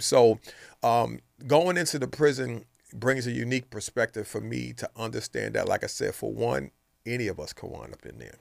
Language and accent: English; New York City, New York, United States; moved away; also born or lived in Brooklyn, New York; grew up in New York City in the Bronx